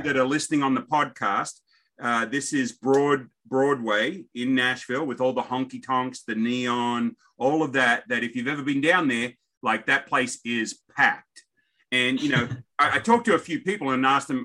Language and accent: English; Australia; me being an Aussie